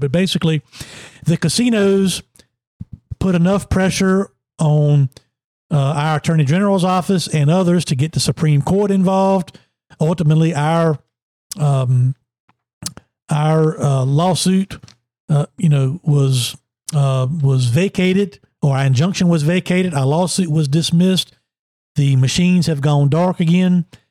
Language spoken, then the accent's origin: English; Emporia, Virginia, United States; I'm from Emporia.